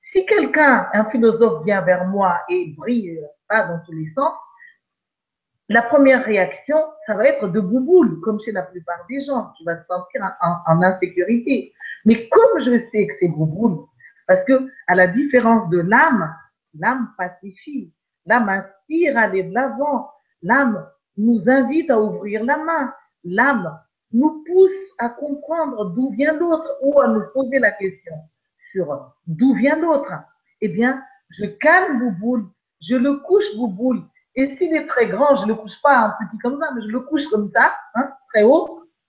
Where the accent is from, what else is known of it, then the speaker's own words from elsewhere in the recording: Madagascar; je suis née à Madagascar